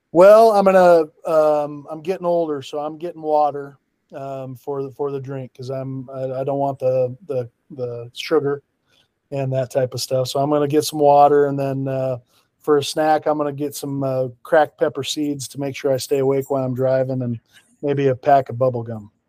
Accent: Pocatello, Idaho, United States; moved away as an adult; also born or lived in North Dakota / Medford, Oregon; now in Washington, United States; I'm originally from Pocatello, Idaho

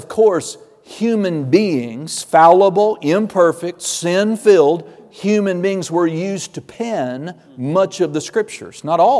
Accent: Oklahoma, United States; I'm just a simple person. I'm … I'm a straight shooter.

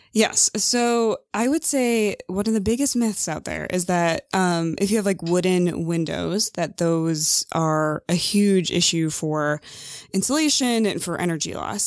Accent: Mendota, Illinois, United States; moved away as an adult; I'm from Illinois

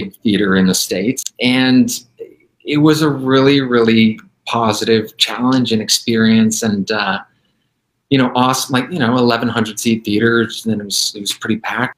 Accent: Vancouver, British Columbia, Canada; moved away; I was born in Vancouver

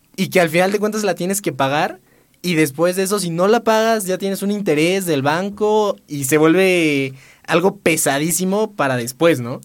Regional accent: Puebla, Mexico; soy de aquí. Soy de aquí ah. toda la vida siendo poblano

